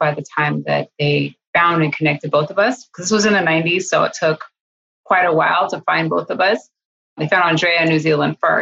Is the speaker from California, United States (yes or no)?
yes; Monterey, California, United States; also born or lived in Los Angeles; I was growing up in California, in Northern California, Central California, in Monterey